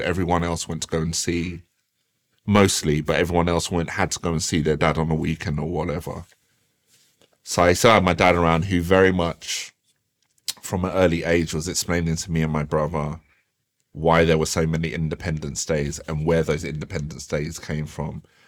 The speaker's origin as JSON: {"language": "English", "town": "Croydon", "region": "London", "country": "United Kingdom", "tie": "born or raised there", "also_born_or_lived": "Thornton Heath / Norbury / South Norwood", "said": "when I was growing up in Croydon, like it was absolutely wild, wild west."}